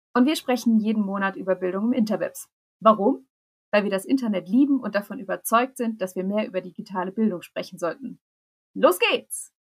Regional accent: Rhineland-Palatinate, Germany; Also ich bin in Rheinland-Pfalz zur Schule gegangen

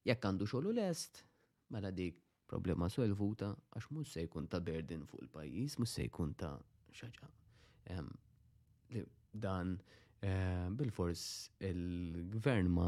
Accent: Malta

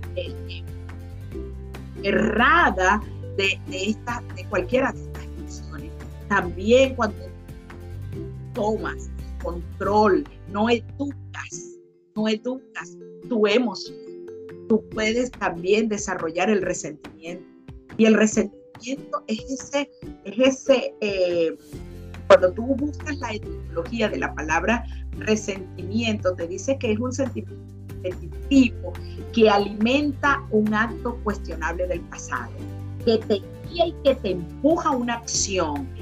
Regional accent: Venezuela; moved away as an adult; now in Florida, United States; Soy venezolana y salí de mi país

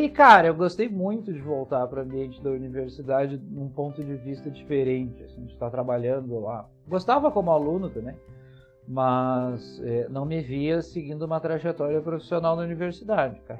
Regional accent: Porto Alegre, Rio Grande do Sul, Brazil; also born or lived in São Leopoldo; Eu, eu nasci em Porto Alegre, estudei, morei lá boa parte da minha vida, fiz a, a graduação em São Leopoldo, que é uma cidade do lado de Porto Alegre

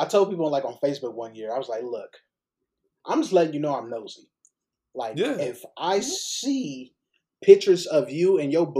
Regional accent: Los Angeles, California, United States; I'm from South Central LA, so I've lost a ton of people my age

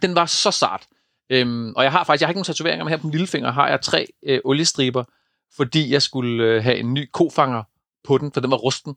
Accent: East Jutland, Central Denmark Region, Denmark; hvor jeg kommer fra over på, på Østjylland øh, i Køge

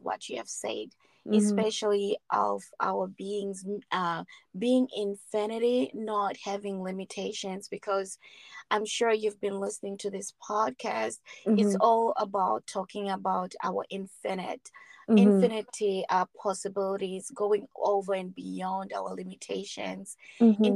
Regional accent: Zimbabwe; moved away as an adult; also born or lived in South Africa; we're coming from Zimbabwe

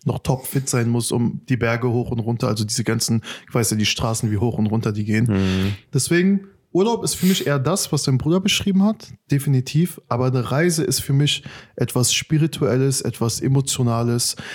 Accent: Afghanistan; now in Germany; mein Herkunftsland ist unter den letzten Top 5 in der Welt

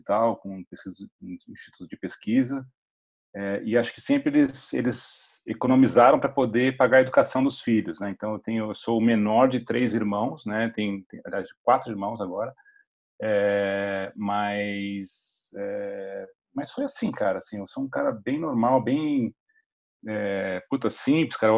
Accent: São Paulo, Brazil; moved away as an adult; also born or lived in United States / San Francisco / Uberlândia; sou paulistano. Eu moro em São Paulo hoje, mas assim, eu morei 13 anos no, nos Estados Unidos

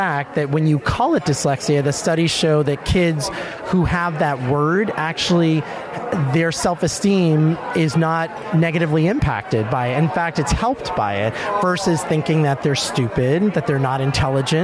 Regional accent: Boston, Massachusetts, United States; I am from Boston, Massachusetts

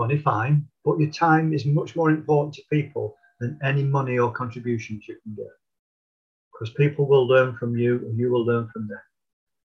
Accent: Middleton, North West England, United Kingdom; also born or lived in Didsbury, Manchester; I was born in South Manchester in Didsbury many years ago, but I was only 18 months when I moved to the north of Manchester, to Middleton

